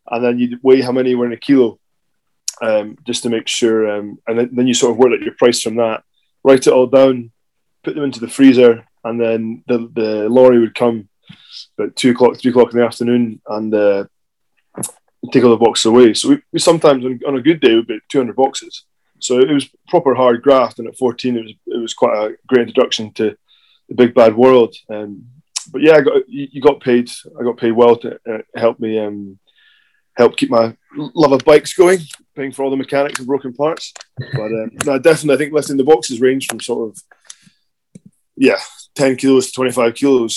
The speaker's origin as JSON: {"language": "English", "town": "Kirriemuir", "region": "Scotland", "country": "United Kingdom", "moved": "yes", "lives_now": "Glasgow, United Kingdom", "said": "We're from Kirriemuir, so there's not much"}